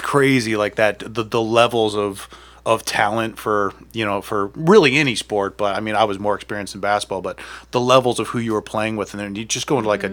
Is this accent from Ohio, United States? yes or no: yes; Akron, Ohio, United States; I'm from Akron